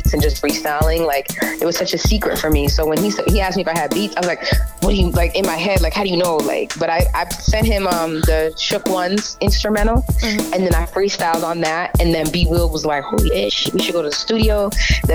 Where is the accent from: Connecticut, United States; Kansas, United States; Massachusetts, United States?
Massachusetts, United States; Waltham; also born or lived in Leominster, Massachusetts / Fitchburg, Massachusetts; I was born and raised in Waltham, Mass